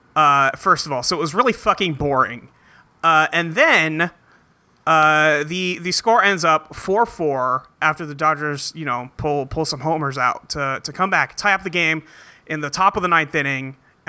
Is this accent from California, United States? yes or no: yes; California, United States; now in Seattle, United States